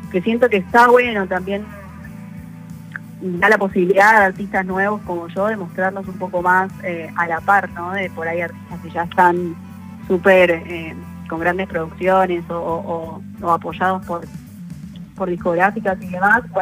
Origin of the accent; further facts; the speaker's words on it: Argentina; eso como, como Argentina es un orgullo y bueno, también acá estamos para, para representar.